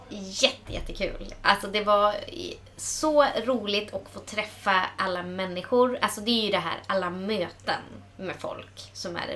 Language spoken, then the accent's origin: Swedish; Sweden; men alltså jag menar för att vi är samer.